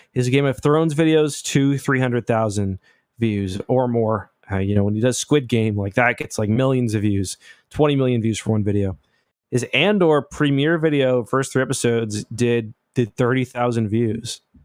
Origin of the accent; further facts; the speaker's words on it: Canada; I'm not American, I'm Canadian